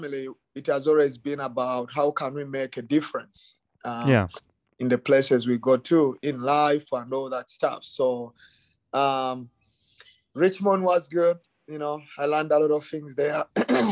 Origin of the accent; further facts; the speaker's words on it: Uganda; moved away as an adult; now in United States; I came from Uganda. I grew up in Uganda.